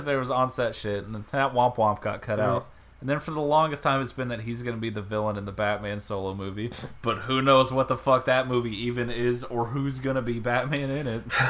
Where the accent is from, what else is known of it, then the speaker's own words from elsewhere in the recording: the South, United States; I'm from the South.